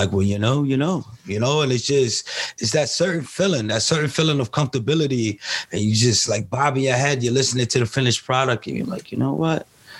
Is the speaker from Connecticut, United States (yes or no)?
yes; Hartford, Connecticut, United States; I said, I'm from Connecticut.